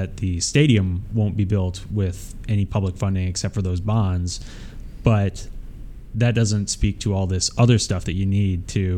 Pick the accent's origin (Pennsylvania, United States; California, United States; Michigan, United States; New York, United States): Michigan, United States; Detroit; moved away; I grew up in the Detroit area